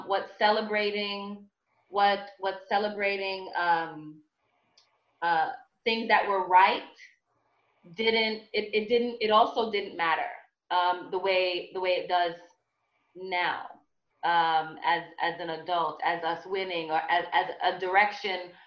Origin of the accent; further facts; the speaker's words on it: New York City, New York, United States; Born and raised in Brooklyn, first generation here.